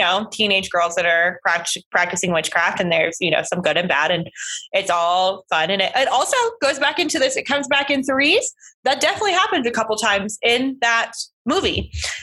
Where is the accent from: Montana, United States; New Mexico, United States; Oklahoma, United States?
Oklahoma, United States; I grew up in Oklahoma and I'm Native American